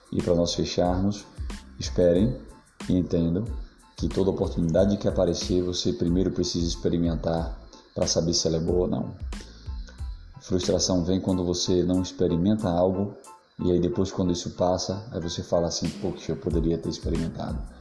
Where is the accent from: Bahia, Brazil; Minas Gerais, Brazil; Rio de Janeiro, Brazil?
Bahia, Brazil; Eu sou da Bahia